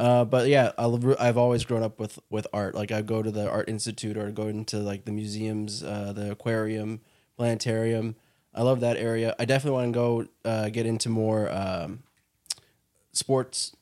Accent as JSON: {"language": "English", "town": "Bolingbrook", "region": "Illinois", "country": "United States", "tie": "born or raised there", "lives_now": "Chicago, United States", "said": "I grew up in Bolingbrook"}